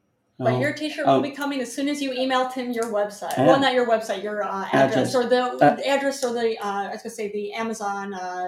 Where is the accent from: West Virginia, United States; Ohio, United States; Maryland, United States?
Ohio, United States; moved away; I'm from Ohio, and I love y'all. I have lots of family in Ohio, lots and lots and lots of family in Ohio.